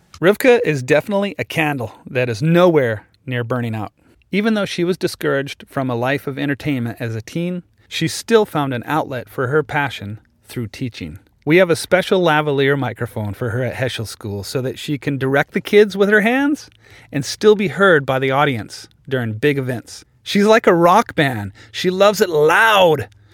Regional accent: Kindersley, Saskatchewan, Canada; I grew up in Saskatchewan

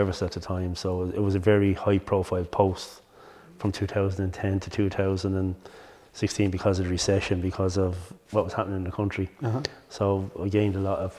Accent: Kilkenny, Leinster, Ireland; now in Dublin, Ireland; the area of Kilkenny I'm from is traditionally a coal mining area

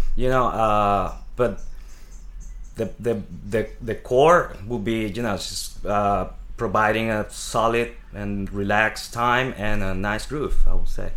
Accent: Venezuela; moved away as an adult; now in New York City, United States; I come from Venezuela. Um, I moved to New York

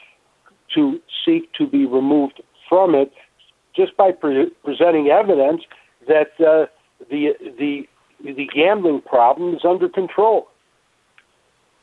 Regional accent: Chicago, Illinois, United States; I'm a Chicagoan. I love Chicago

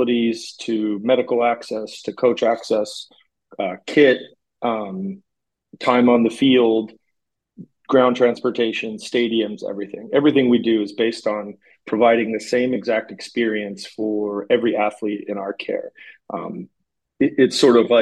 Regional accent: Fontana, California, United States; moved away as an adult; also born or lived in Los Angeles, California / Minnesota; now in San Jose, United States; back to my home state of California

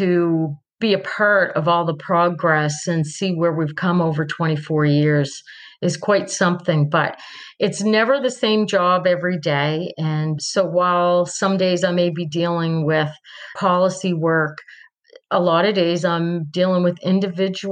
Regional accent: Milton, Nova Scotia, Canada; now in Port Medway, Canada; I grew up in Milton

